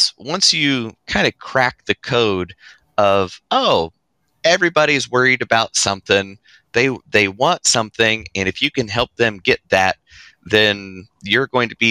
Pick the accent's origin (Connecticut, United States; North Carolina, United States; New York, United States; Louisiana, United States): North Carolina, United States; also born or lived in Sacramento, California; I was born just outside Sacramento, California. So just a podunk town that was one stop sign big. And I was there until I was about 3 years old, and then moved to North Carolina with my family